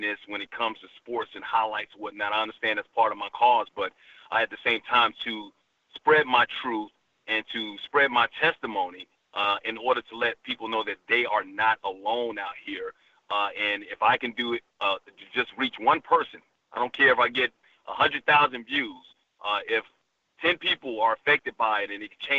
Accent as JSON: {"language": "English", "region": "Alabama", "country": "United States", "tie": "born or raised there", "also_born_or_lived": "Bronx, New York", "said": "I was born in the Bronx, raised in Alabama."}